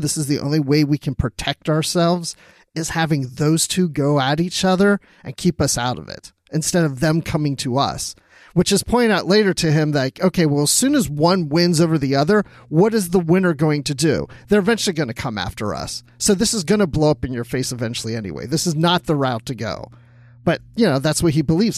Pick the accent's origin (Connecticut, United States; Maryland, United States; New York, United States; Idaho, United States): Maryland, United States; I grew up in Maryland